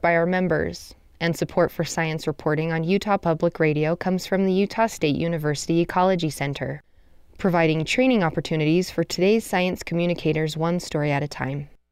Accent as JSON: {"language": "English", "country": "France", "tie": "born or raised there", "also_born_or_lived": "Texas", "moved": "as an adult", "said": "I was raised in France"}